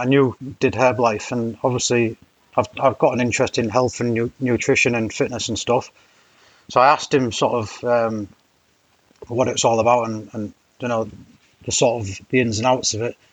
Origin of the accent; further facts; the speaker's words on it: Hull, Yorkshire and the Humber, United Kingdom; moved away as an adult; also born or lived in Cambridge; I'm from Hull initially, so East Yorkshire